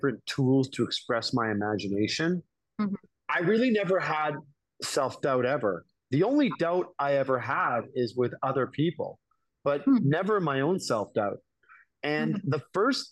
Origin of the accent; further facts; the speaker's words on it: Toronto, Ontario, Canada; moved away as an adult; also born or lived in New York City; I'm from Toronto, Canada